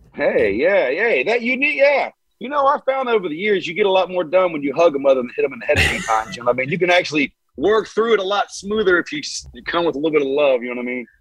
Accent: Hamilton, Ohio, United States; I'm from complete different town than he's from. I'm from Hamilton

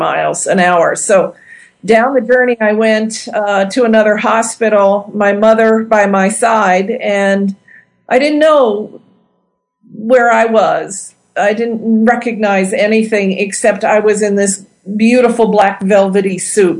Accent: Ohio, United States; moved away as an adult; also born or lived in Indiana; my hometown in Ohio

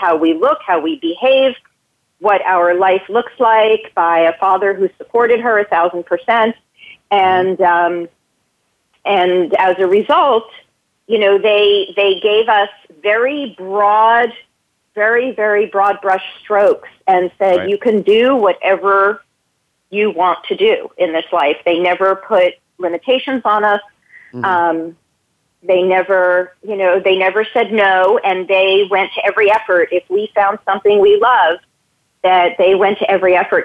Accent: New Jersey, United States; moved away as an adult; also born or lived in New York City, United States; I was born in New Jersey

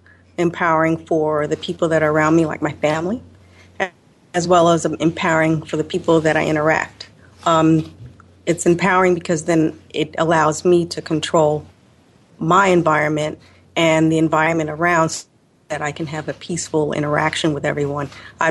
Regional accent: Chicago, Illinois, United States

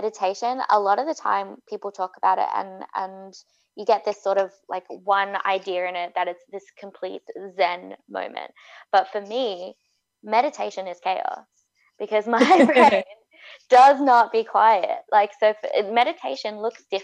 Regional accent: Australia; now in Vancouver, Canada; an Australian who moved to Vancouver

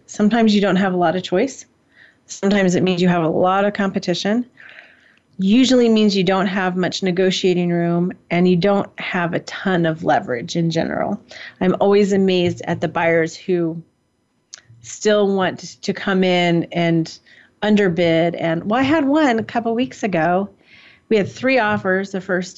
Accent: San Mateo, California, United States; now in Monroe County, United States; I was born in San Mateo

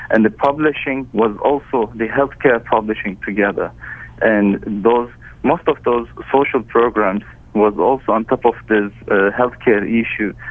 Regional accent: Turkey; I grew up in Turkey, and I had all my education in Turkey.

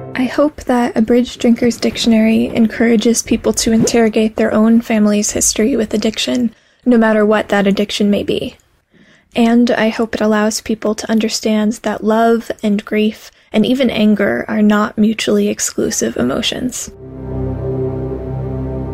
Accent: St. Paul, Minnesota, United States; I am from St. Paul, Minnesota

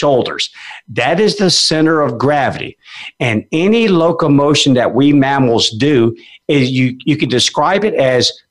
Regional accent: Alaska, United States; now in Memphis, United States; I grew up in Alaska. I was a junior musher

